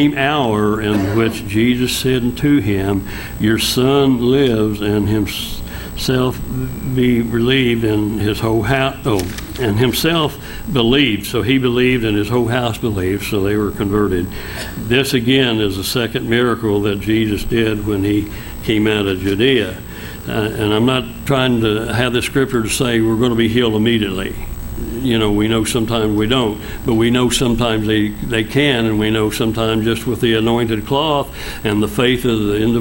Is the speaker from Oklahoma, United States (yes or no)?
yes; Oilton, Oklahoma, United States; also born or lived in Duncan, Oklahoma; I moved back to my hometown in Oilton, Oklahoma